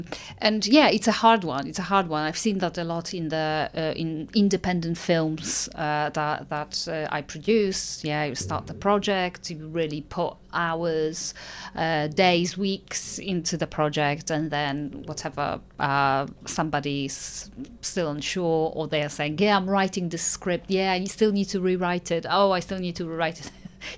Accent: London, United Kingdom; I'm from London and I want to see London music on the charts

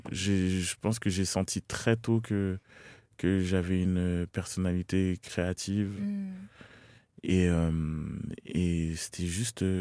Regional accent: Cameroon; j'étais camerounais, que mes routes c'était ici, que j'arrivais et que c'était mon accent qui était différent.

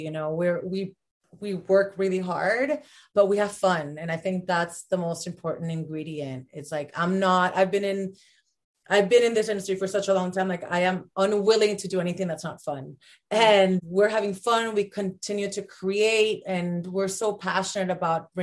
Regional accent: Puerto Rico; moved away as an adult; also born or lived in Los Angeles; I was born and raised in Puerto Rico

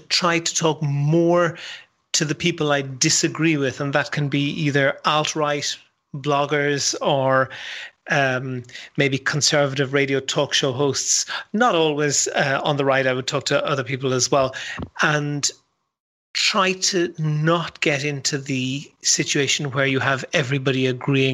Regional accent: Dublin, Leinster, Ireland; moved away as an adult; now in Berlin, Germany; I'm from Dublin in Ireland.

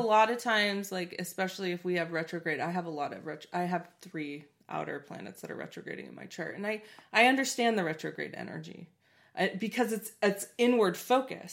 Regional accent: Portland, United States; I grew up in Portland

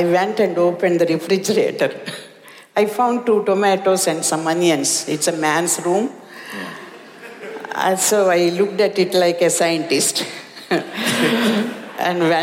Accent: India; English is a second language; moved away as an adult; now in United States; As an Indian woman, even though a little bit educated

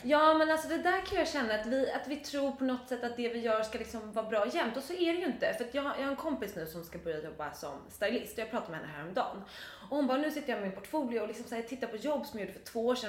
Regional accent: Dalarö, Stockholm County, Sweden; now in Stockholm, Sweden; på Dalarö där jag är uppvuxen.

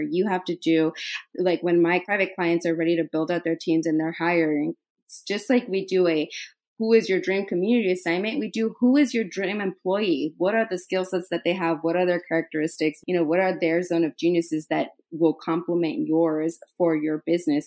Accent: Idaho, United States; moved away as an adult; also born or lived in New York; I'm from Idaho

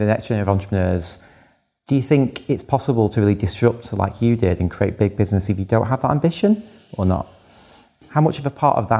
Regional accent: Blackpool, North West England, United Kingdom; You know, I grew up in Blackpool and wanted to make a better life for myself.

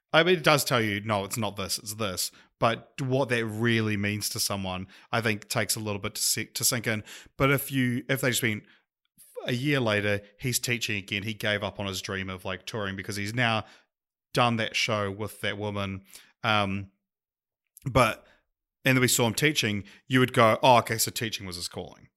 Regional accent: New Zealand; accent: Kiwi

